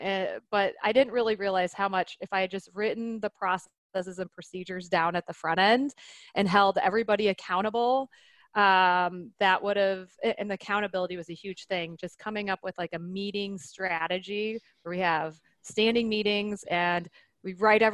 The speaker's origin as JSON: {"language": "English", "town": "Detroit", "region": "Michigan", "country": "United States", "moved": "yes", "lives_now": "Nebraska, United States", "said": "I'm from Detroit"}